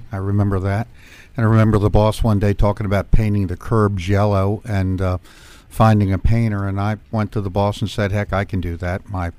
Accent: Anne Arundel County, Maryland, United States; Anne Arundel County, Maryland.

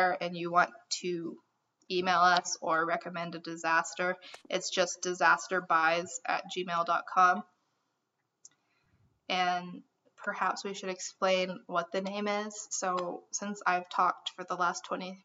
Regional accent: Amarillo, Texas, United States; We are three idiots from Amarillo.

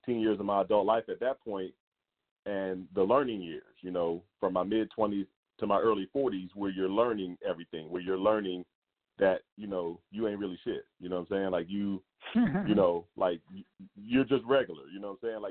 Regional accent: the South, United States; also born or lived in Philadelphia, Pennsylvania; now in Las Vegas, United States; I also spent a lot of time in the South. So the majority of my, you know, my formidable years, high school years and everything like that, were spent in the South.

